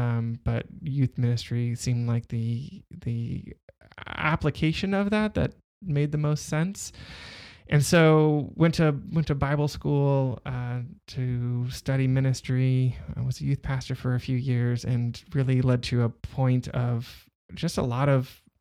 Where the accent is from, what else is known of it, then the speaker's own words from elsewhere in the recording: Southern California, United States; I grew up in Southern California